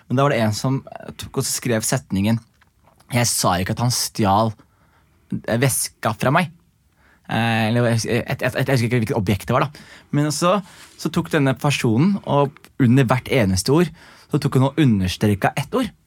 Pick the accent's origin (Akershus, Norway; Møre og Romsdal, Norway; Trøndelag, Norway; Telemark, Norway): Telemark, Norway; Skien; accent: Skien; hvis jeg er med folk fra Skien, så er det fullt Skien